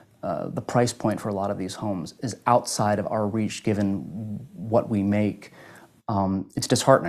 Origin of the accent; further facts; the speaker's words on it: Howard County, Maryland, United States; I grew up in the Howard County school system and I loved it. I loved the experience of living here.